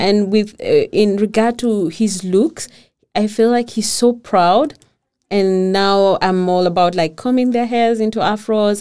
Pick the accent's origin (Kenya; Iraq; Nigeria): Kenya; first language Kikuyu; English is a second language; moved away as an adult; now in Denmark; we go down in the village because that's where I come from.